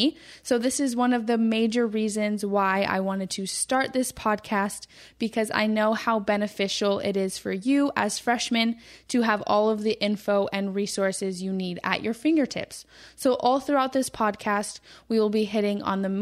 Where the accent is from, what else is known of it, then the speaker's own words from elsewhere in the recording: Albuquerque, New Mexico, United States; moved away; I'm from Albuquerque, New Mexico, and I am the oldest of three kids